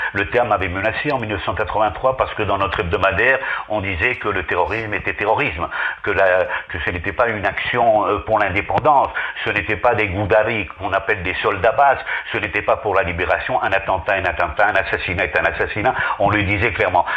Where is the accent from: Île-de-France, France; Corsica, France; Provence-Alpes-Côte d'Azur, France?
Île-de-France, France; Paris; also born or lived in Basque Country, Spain; now in Spain; je proviens de l'exil, je suis né à Paris, mes parents étaient exilés du franquisme